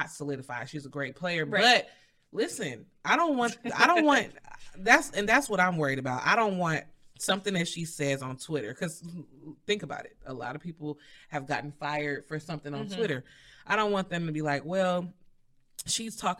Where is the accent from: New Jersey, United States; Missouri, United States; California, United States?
Missouri, United States; St. Louis; I'm from St. Louis